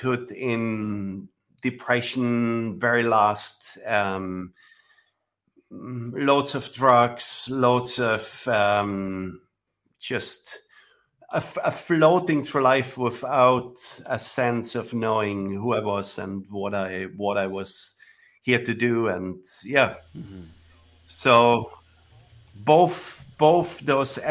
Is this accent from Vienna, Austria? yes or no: no; Villach, Carinthia, Austria; I was born 1969. It seems like a long time ago. Without technology. Right. So I grew up in a small village